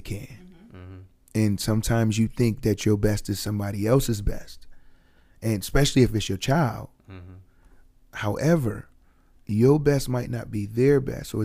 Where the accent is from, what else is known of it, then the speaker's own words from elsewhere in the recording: Buffalo, New York, United States; growing up in Buffalo